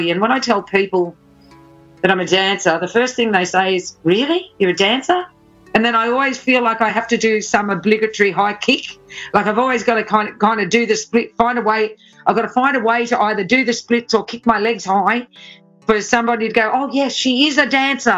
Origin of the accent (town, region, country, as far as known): Australia